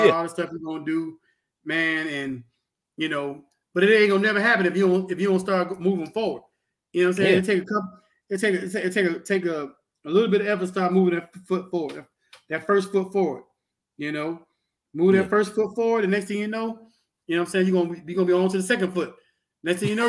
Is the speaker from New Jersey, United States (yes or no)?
no; Pensacola, Florida, United States; I grew up in Montclair, and anybody from Pensacola know Montclair is the rougher side.